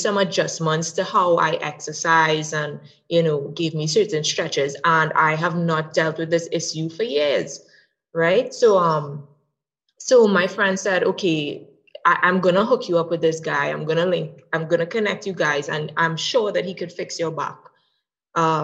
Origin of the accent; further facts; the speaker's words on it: Trinidad & Tobago; I'm from Trinidad and Tobago.